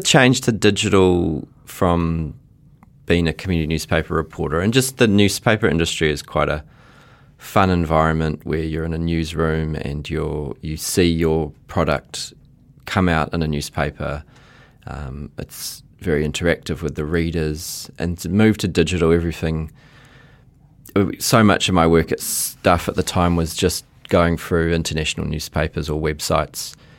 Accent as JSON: {"language": "English", "region": "Auckland", "country": "New Zealand", "tie": "born or raised there", "also_born_or_lived": "Fiji", "said": "in Onehunga, and, well, I actually was born in Fiji, and then we came after the nineteen eighty-seven coup"}